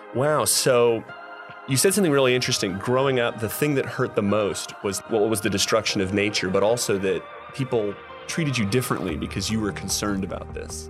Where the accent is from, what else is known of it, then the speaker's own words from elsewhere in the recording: California, United States; I'm from California